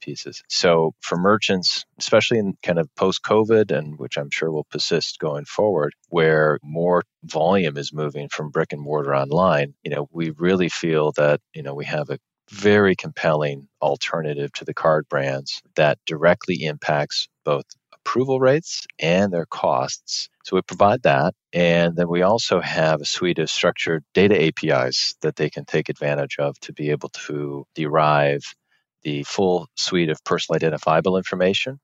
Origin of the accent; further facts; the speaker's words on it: Michigan, United States; also born or lived in Europe; I grew up in Michigan